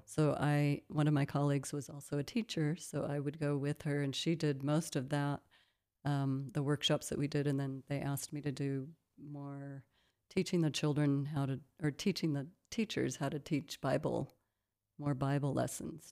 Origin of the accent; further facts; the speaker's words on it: Midwest, United States; moved away as an adult; also born or lived in Colorado; now in South Africa; I grew up in the Midwest part of the United States in a small town